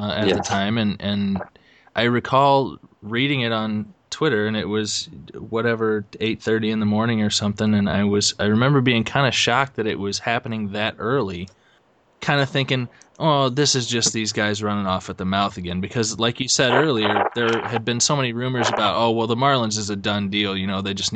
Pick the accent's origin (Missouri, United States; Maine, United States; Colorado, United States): Missouri, United States; St. Louis; moved away as an adult; also born or lived in Champaign, Illinois; I grew up in the St. Louis area, but went to U of I in Champaign and then actually worked there for several years after